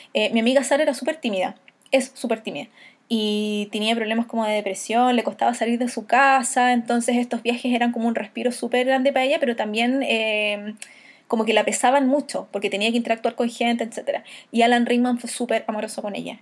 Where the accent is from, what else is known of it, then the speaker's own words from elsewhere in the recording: Chile; Y yo cuando le digo de Chile